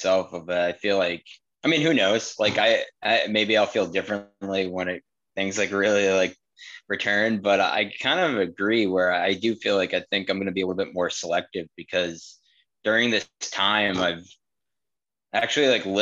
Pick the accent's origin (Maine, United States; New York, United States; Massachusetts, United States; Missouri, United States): Massachusetts, United States; Boston; We're from Boston area.